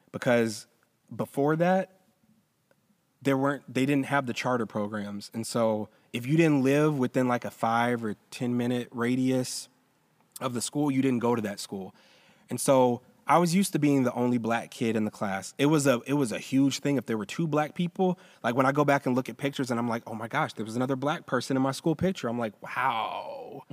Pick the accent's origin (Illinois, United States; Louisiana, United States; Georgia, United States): Georgia, United States; Roswell; I grew up in Roswell